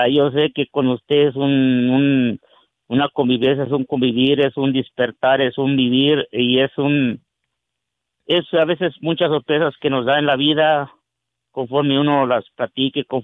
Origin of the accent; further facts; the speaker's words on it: Salcido, Durango, Mexico; No, soy de un ranchito que se llama Salcido Durango Durango.